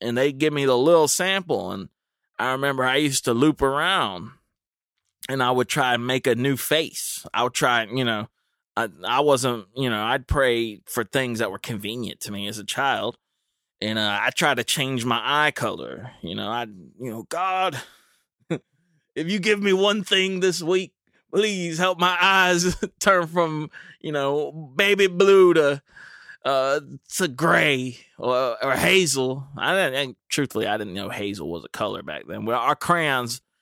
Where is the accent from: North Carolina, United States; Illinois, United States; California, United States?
North Carolina, United States; Dudley; I'm from Dudley